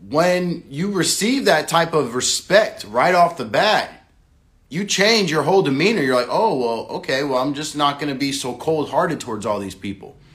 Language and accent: English; Massachusetts, United States; born there; also born or lived in Florida / California / South Dakota; For me, I was born in America, uh, Massachusetts, down to Florida, down to Los Angeles, or down to California, all the way up to South Dakota.